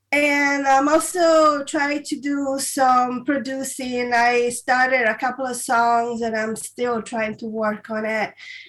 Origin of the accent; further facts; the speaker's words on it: Italy; now in United States; I'm originally from Italy. I was born and raised there. So I've been in the United States for about 20 years, something like that.